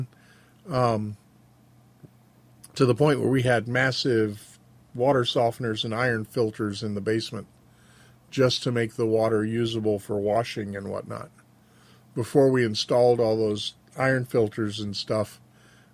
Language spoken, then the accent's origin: English; Frenchtown, United States; The house that I grew up in Frenchtown, was actually capable of functioning without electricity